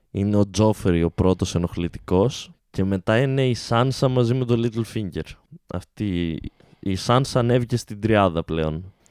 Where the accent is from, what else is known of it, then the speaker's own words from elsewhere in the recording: Alexandroupoli, Eastern Macedonia and Thrace, Greece; Και εγώ είμαι από την Αλεξανδρούπολη.